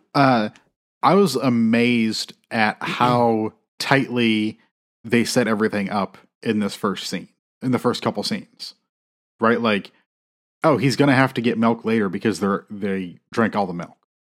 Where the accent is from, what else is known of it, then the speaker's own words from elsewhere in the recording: South Bend, Indiana, United States; I grew up, like, I was born in South Bend